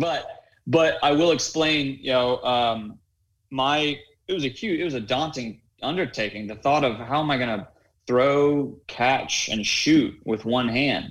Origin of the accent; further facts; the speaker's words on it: Raleigh, North Carolina, United States; I grew up in Raleigh, North Carolina, going to a prestigious private school, first grade through 12th grade